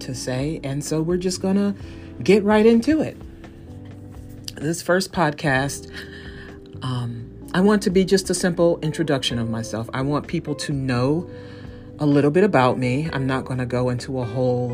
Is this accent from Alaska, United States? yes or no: no; East Cleveland, Ohio, United States; I was born in Cleveland, raised in East Cleveland.